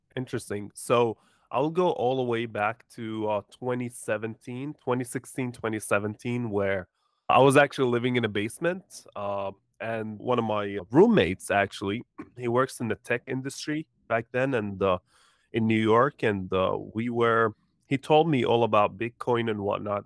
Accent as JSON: {"language": "English", "country": "Jordan", "tie": "born or raised there", "moved": "yes", "lives_now": "United States", "said": "I was born in Jordan, but, uh, moved to the U S, uh, uh, long time ago"}